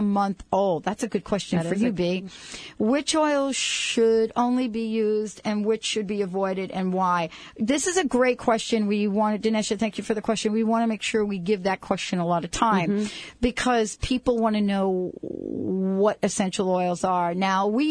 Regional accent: East Coast, United States; moved away as an adult; where I grew up on the East Coast.

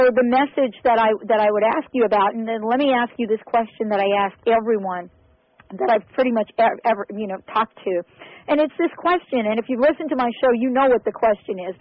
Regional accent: New York, United States; I'm from New York

